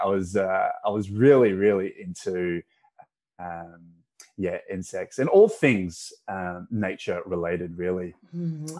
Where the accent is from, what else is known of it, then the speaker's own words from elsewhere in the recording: Perth, Western Australia, Australia; also born or lived in Malaysia; My family migrated to uh, Perth, Western Australia in 1991, which mm-hmm. is where I grew up